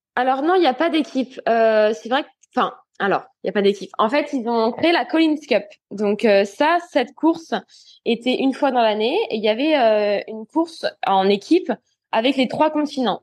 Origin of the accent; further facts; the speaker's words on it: France; en tant que Français